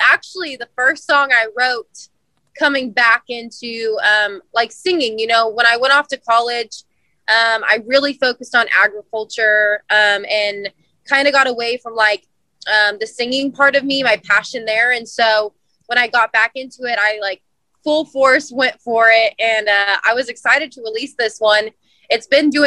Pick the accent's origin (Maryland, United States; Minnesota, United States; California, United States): California, United States; Central Valley; Growing up in the Central Valley, you know, you had the California dairy commercials